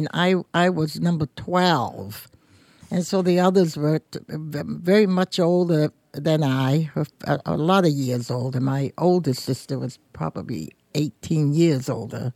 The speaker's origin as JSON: {"language": "English", "town": "Portsmouth", "region": "New Hampshire", "country": "United States", "tie": "born or raised there", "said": "being born and raised in Portsmouth"}